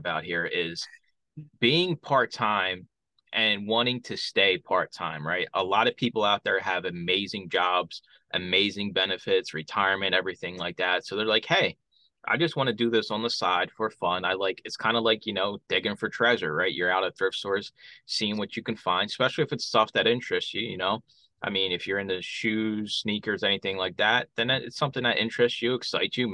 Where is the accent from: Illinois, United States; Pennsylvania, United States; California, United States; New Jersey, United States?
Pennsylvania, United States; Philadelphia; Growing up in Philadelphia